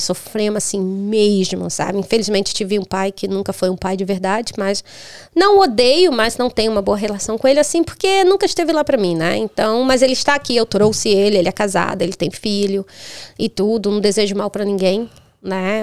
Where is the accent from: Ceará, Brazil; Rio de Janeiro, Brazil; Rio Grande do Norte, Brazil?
Rio de Janeiro, Brazil; born or raised there; moved away as an adult; also born or lived in Denmark / Europe